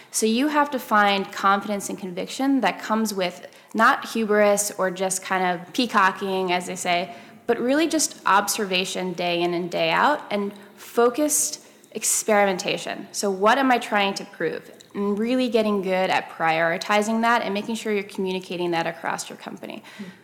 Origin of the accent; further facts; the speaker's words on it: Copenhagen, Capital Region, Denmark; also born or lived in Paris, France; when I was younger, I grew up in Copenhagen and in Paris, and she taught in the international schools there.